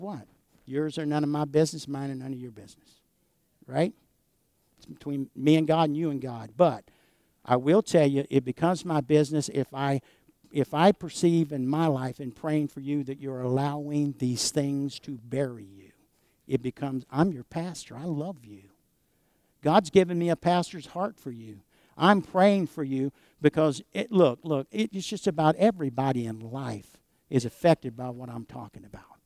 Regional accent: United States; as American Christians

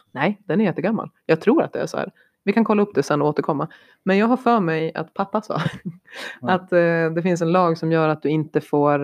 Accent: Sweden; moved away; Jag är svensk, jag ser utifrån svenskt perspektiv.

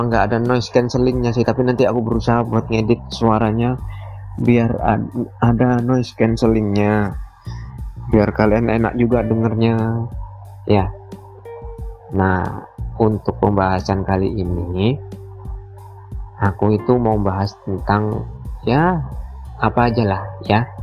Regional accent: Muara Teweh, Central Kalimantan, Indonesia; gak bisa pulang lagi ke Muara TW kotaku

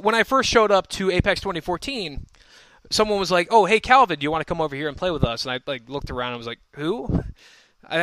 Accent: West Chester, Pennsylvania, United States; Westchester was the premier event for Philly when I first started playing, and it was in my hometown

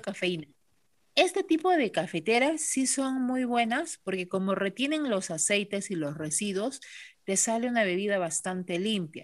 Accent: Villa Rica, Pasco, Peru; Regresé a Villarrica hace 13 años, ¿no? Siempre quise regresar a mi tierra

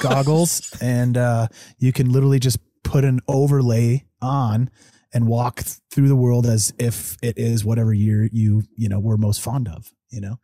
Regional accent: Evergreen, Colorado, United States; also born or lived in Denver, Colorado; I was born down in Denver, but, you know, li, grew up in Evergreen

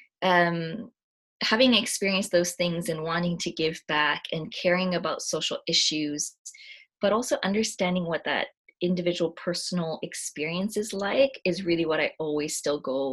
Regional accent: Canada; I identify as Japanese Canadian

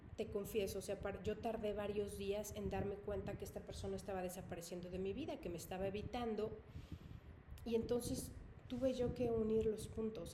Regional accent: Mexico; yo soy mexicana

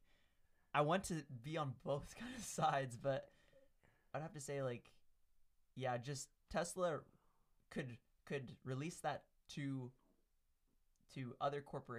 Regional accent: Canada; But we're Canadian, so we don't talk about the U.S.

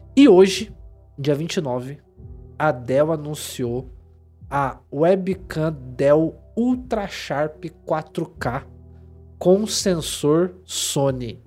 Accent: São Paulo, Brazil; eu sou paulista

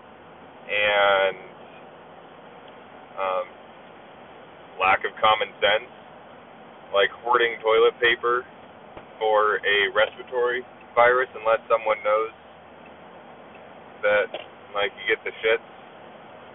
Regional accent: Anchorage, Alaska, United States; my hometown of Anchorage, Alaska

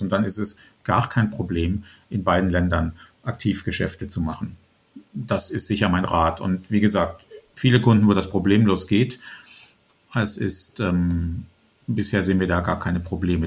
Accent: Germany; als Deutsche

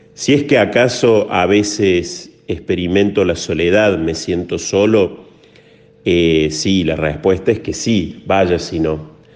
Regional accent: Córdoba, Argentina; Nací en Córdoba, Argentina. Es en el mismo lugar en el que me encuentro aquí ya desde hace algunos años.

